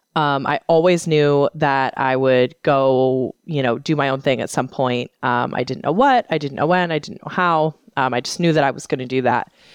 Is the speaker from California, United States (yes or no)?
yes; San Francisco Bay Area, California, United States; moved away; I was born and raised in the San Francisco Bay Area, um, about thirty miles east of the city center